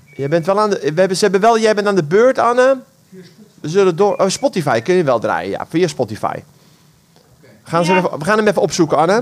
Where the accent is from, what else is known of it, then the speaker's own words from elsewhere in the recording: Ter Aar, South Holland, Netherlands; Ik kom uit Ter Aar